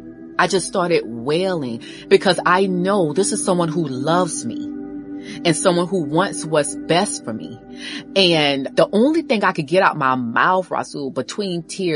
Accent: Orangeburg, South Carolina, United States; moved away; I'm from Orangeburg, South Carolina.

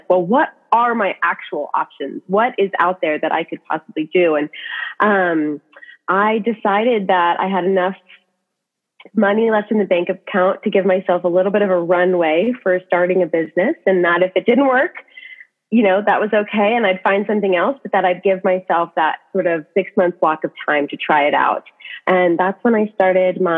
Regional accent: Washington, United States; I was actually from Washington originally.

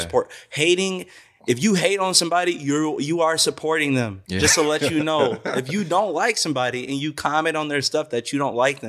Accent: Whitefish Bay, Wisconsin, United States; you know, only has like a couple friends, you know, growing up in Whitefish Bay, you know what I mean?

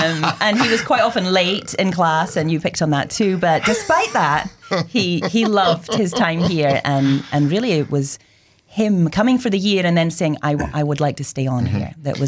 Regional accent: Aberdeen, Scotland, United Kingdom; moved away as an adult; now in United States; We're both from Aberdeen, both very Scottish in our identity.

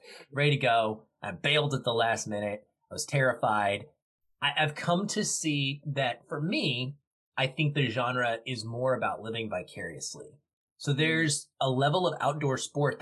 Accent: Arkansas, United States; now in Seattle, United States; I grew up in Arkansas, which was lots of state parks, but no real mountains to speak

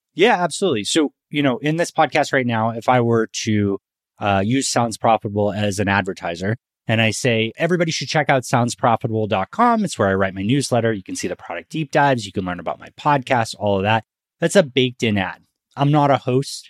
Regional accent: Northeast, United States; now in Texas, United States; I'm from the Northeast

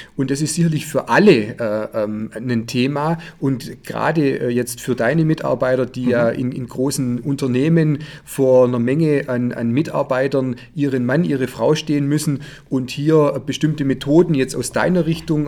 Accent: Heidenheim, Baden-Württemberg, Germany; Ich habe mit zehn Jahren hier in Heidenheim Judo begonnen zu trainieren

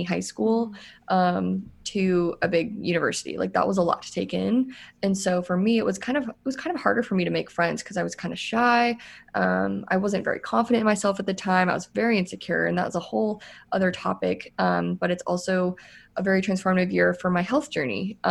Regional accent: Iowa, United States; moved away as an adult; now in Austin, United States; get away from my hometown and get away from Iowa, which is where I'm from

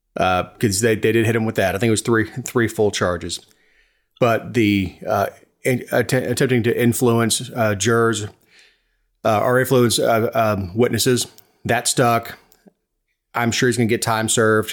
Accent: Florida, United States; I am American, if you consider Florida to be America

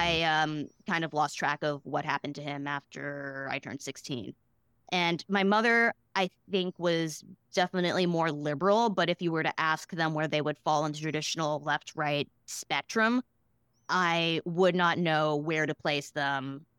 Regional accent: Boston, Massachusetts, United States; I grew up in Boston

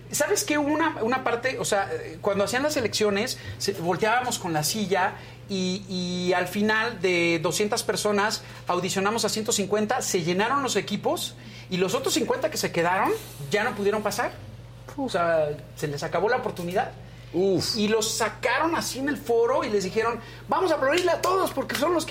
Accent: Yucatán, Mexico; somos los dos yucatecos

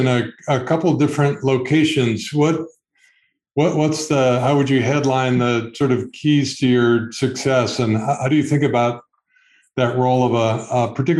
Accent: Ann Arbor, Michigan, United States; I grew up in Ann Arbor.

